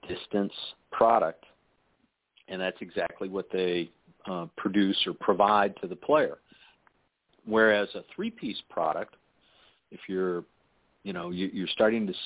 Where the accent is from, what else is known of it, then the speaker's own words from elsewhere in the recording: Chicago, Illinois, United States; moved away; also born or lived in Colorado; I grew up in Chicago